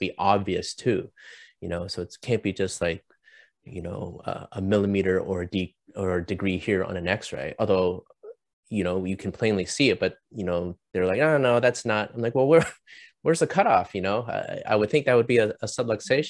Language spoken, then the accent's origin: English; Canada; moved away as an adult; also born or lived in Chicago; now in Orange County, United States; I'm Canadian